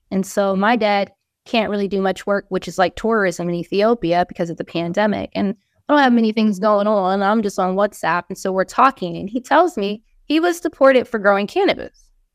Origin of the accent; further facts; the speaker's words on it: Hawaii, United States; moved away as an adult; also born or lived in California; now in Philadelphia, United States; I'm coming from Hawaii.